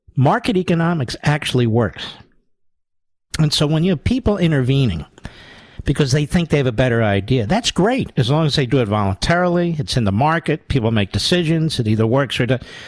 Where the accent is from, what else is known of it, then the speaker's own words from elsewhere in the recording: Pennsylvania, United States; I'm from Pennsylvania, yes. I've spent more time in Pennsylvania than he has.